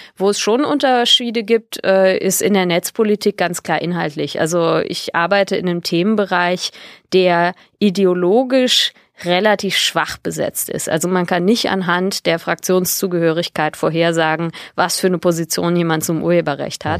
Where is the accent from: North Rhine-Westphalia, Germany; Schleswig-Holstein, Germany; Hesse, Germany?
North Rhine-Westphalia, Germany; Bonn; moved away; also born or lived in Berlin; ich bin in Bonn geboren